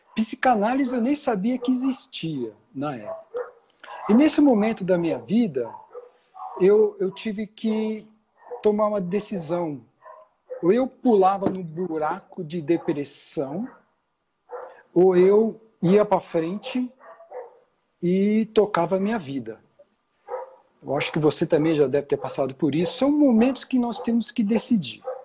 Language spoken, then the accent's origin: Portuguese; São Paulo, Brazil; moved away as an adult; also born or lived in London; eu sou aqui de São Paulo, né? eu nasci, cresci